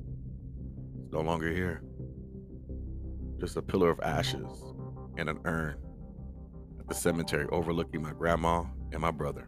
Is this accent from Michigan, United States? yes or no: no; Compton, California, United States; also born or lived in Carson, California; we grew up in the Compton Carson area